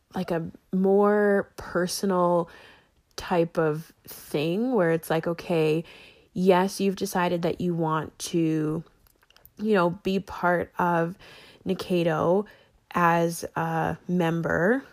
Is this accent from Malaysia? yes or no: no; Canada; I'm Canadian